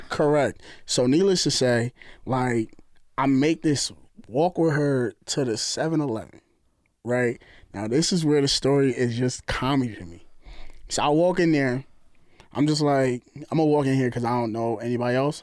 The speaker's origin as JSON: {"language": "English", "region": "New Jersey", "country": "United States", "said": "we from New York. I'm from Jersey. You hear the accent."}